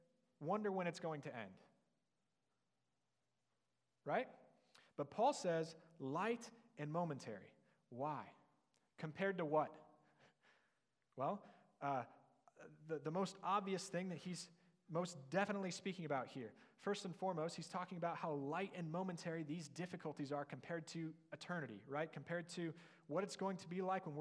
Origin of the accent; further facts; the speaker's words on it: near Canton, Ohio, United States; moved away; I was on co-op back home in my hometown near Canton, Ohio